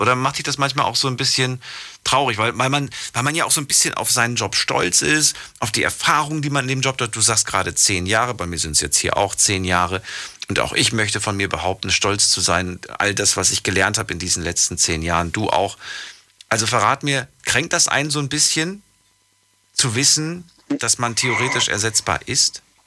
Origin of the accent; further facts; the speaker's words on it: Frankfurt, Hesse, Germany; moved away; ehemals aus Frankfurt